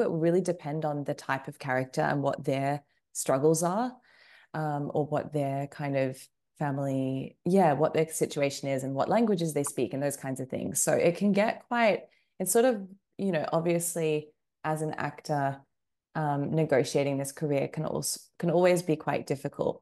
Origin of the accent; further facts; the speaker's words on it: Australia; moved away as an adult; also born or lived in United Kingdom / United States; I grew up in Australia, and then I, well, as you kind of mentioned in the introduction, I ended up living in um, a number of different places as an adult, and I am now back um, in Australia